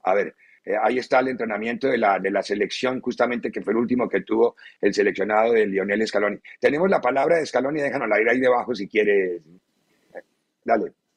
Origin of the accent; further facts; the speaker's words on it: Colombia; moved away; En mi país